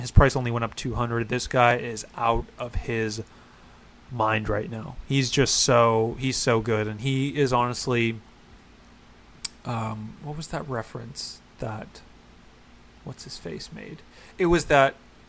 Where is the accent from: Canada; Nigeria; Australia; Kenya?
Canada; oh, I'm from Canada